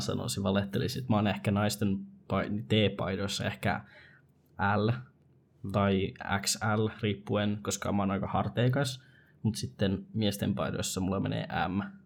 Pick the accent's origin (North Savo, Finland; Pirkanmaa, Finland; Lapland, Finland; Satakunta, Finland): Lapland, Finland; Rovaniemi; me ollaan Rovaniemeltä